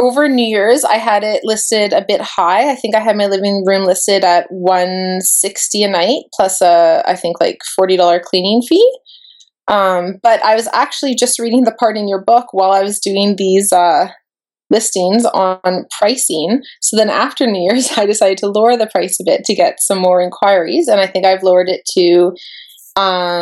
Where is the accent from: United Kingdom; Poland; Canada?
Canada; Vancouver Island, British Columbia; moved away as an adult; now in Whistler, Canada; I'm from Vancouver Island and I moved to Whistler about a year and a half ago